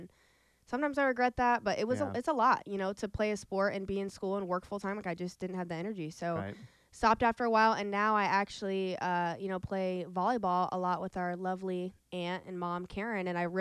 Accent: Council Bluffs, Iowa, United States; also born or lived in Glenwood, Iowa / Omaha, Nebraska; I went to Glenwood from 8th grade to senior year, but I was from, like, Council Bluffs before

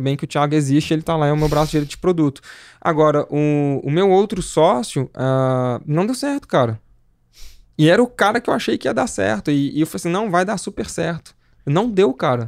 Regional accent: Belo Horizonte, Minas Gerais, Brazil; eu sou de Belo Horizonte, né? Nascido e criado lá

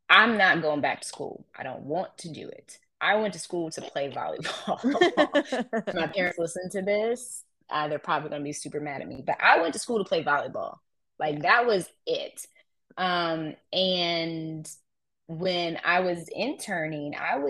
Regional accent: Columbus, Ohio, United States; moved away as an adult; also born or lived in Florida; now in North Carolina, United States; my hometown of Columbus

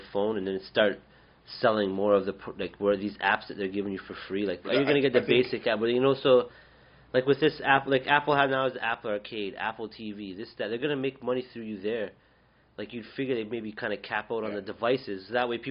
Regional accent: Canada; I'm a Canadian.

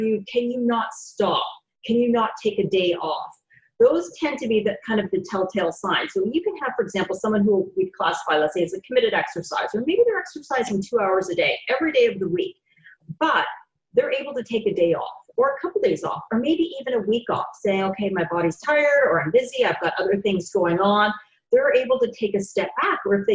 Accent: Canada; moved away as an adult; also born or lived in Gainesville, Florida; now in Jacksonville, United States; I'm originally from Canada, moved down here with my husband about, over 20 years ago

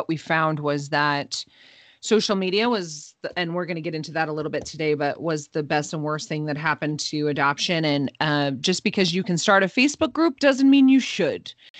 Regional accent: Utah, United States; the religious culture that I grew up in here in Utah, in the Beehive State

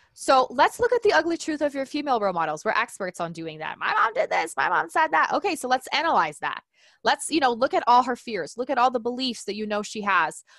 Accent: Brazil; now in United States; I was in Brazil, I'm from Brazil, and I was actually in school

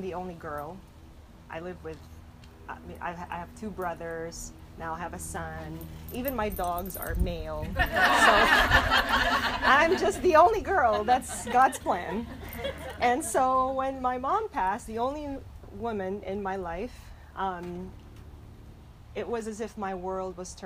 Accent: Philippines; moved away; I was born and raised in the Philippines.

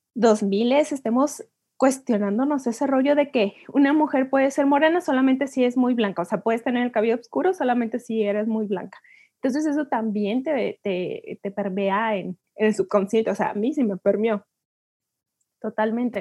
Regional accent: Mexico; como mujeres mexicanas

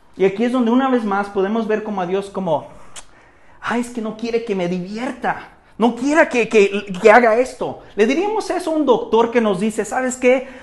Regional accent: Mexico; En nuestro trasfondo cultural aquí en México

